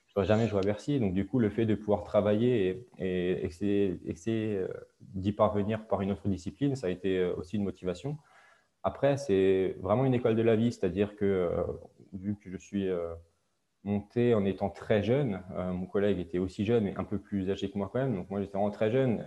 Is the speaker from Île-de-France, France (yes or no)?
no; Alsace, Grand Est, France; je viens d'Alsace, d'un petit village en Alsace